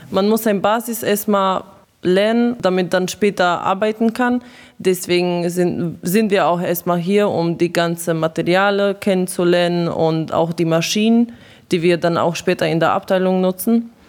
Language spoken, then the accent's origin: German; Croatia; now in Germany; ich komme äh, aus Kroatien